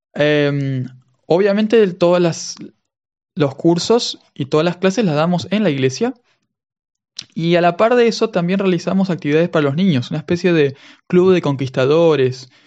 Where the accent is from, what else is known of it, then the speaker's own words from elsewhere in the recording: Argentina; accent: Argentine; first language Spanish; moved away as an adult; now in Cyprus; por el acento ustedes se darán cuenta de que soy de Argentina.